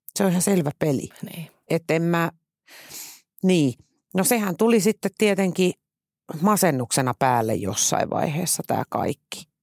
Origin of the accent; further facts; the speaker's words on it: Tuusula, Uusimaa, Finland; moved away; mä muutin Tuusulasta maalta käytännössä kaupunkiin